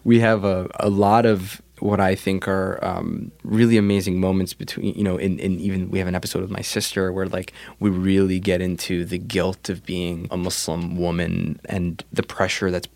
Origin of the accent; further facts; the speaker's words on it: New Jersey, United States; also born or lived in New York; I grew up in New Jersey. I was born in New York, but we moved to Jersey early. I was in like first grade.